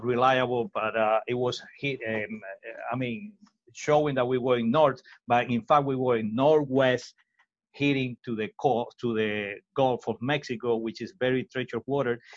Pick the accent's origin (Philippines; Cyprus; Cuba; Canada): Cuba; Villa Clara; English is a second language; moved away as an adult; also born or lived in Miami, United States; now in South Florida, United States; My father take me to one river in nearby my hometown and taught me how to row